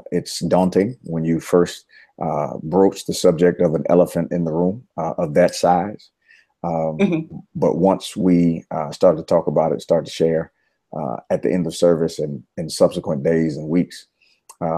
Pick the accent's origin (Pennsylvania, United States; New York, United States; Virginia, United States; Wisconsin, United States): Virginia, United States; moved away as an adult; now in Nashville, United States; Born and raised in Virginia